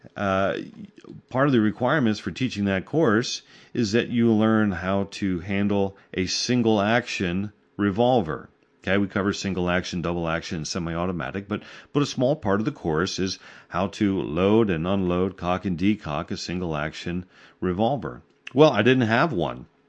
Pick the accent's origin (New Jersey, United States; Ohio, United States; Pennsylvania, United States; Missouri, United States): Pennsylvania, United States; my home state, Pennsylvania